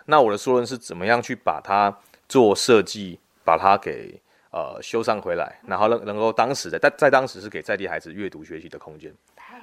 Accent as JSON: {"language": "Chinese", "region": "Kaohsiung", "country": "Taiwan", "moved": "as an adult", "lives_now": "Guantian, Tainan, Taiwan", "said": "我本身是高雄人"}